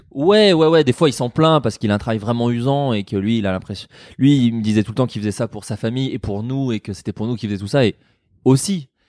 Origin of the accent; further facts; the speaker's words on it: Burgundy, Bourgogne-Franche-Comté, France; j'ai grandi en Bourgogne